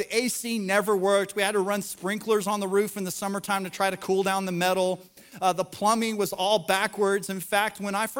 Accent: the South, United States; we live in the South, we're from the South, we go to church

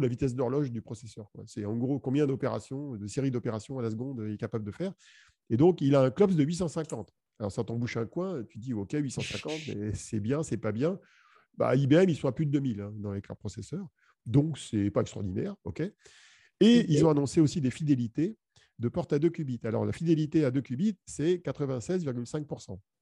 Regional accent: France; chez nous en France

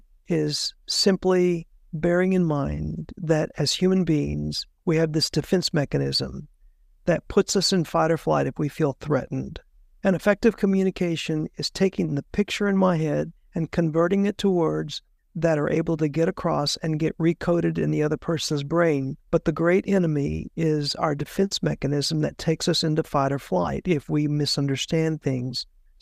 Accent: Puerto Rico; I was raised in Puerto Rico. We moved there when I was 10 years old, and they speak Spanish in Puerto Rico, and I had to very quickly learn Spanish.

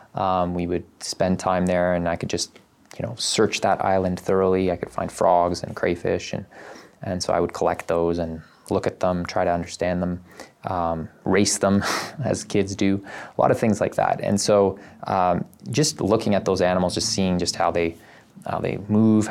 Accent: Canada; I was born in Canada. So I grew up here

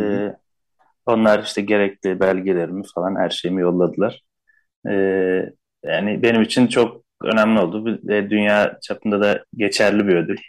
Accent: Istanbul, Turkey; Zaten Şişli'de büyüdüm.

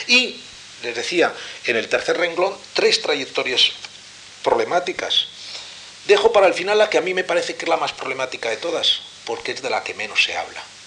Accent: Madrid, Community of Madrid, Spain; Yo soy soy madrileño, pero hijo de, de inmigrantes de la Alcarria, soy castellano

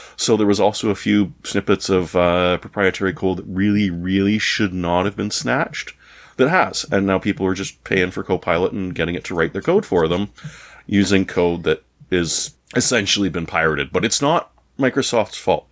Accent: Canada; as a Canadian

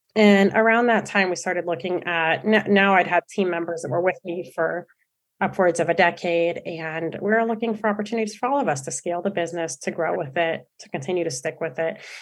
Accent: San Francisco, California, United States; moved away as an adult; also born or lived in Santa Barbara; I'm from San Francisco originally

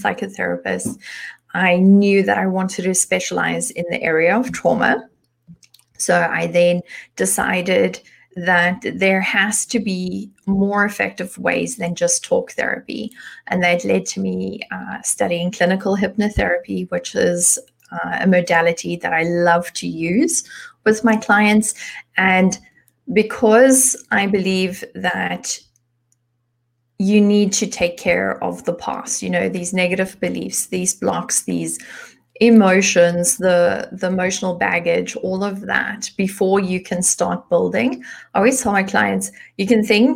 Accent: South Africa; moved away as an adult; now in Germany; I was born in South Africa, but I've been living in Germany for the past 12, almost 13 years.

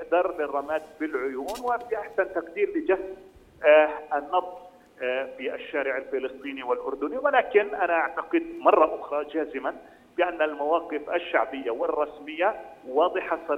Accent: Palestine; الأردن هو العمق الاستراتيجي بالنسبة لنا كفلسطينيين وهو الرئة

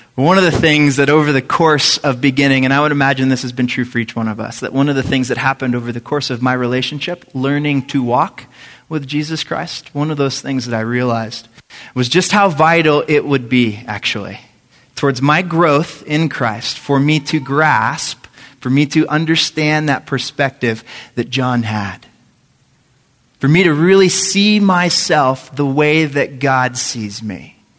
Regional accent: San Antonio, Texas, United States; I grew up in San Antonio, Texas

